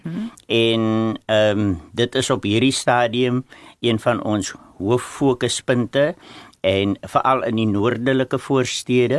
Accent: Worcester, Western Cape, South Africa; ek is van Woester die hoofstad van Suid-Afrika

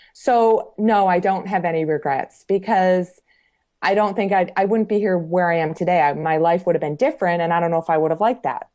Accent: Michigan, United States; also born or lived in Colorado; now in Georgia, United States; I'm originally from Michigan, moved to Colorado in 1995. So I was in Colorado for 21 years.

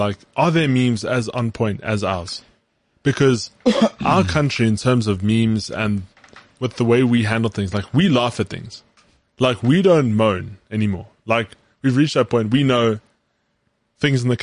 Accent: Johannesburg, Gauteng, South Africa

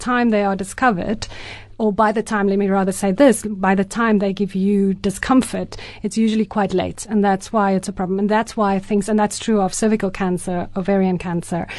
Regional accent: South Africa; first language Afrikaans; English is a second language; also born or lived in Ireland

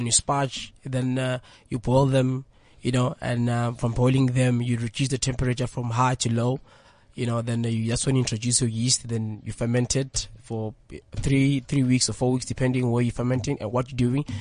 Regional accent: Tembisa, Gauteng, South Africa; I'm from Tembisa

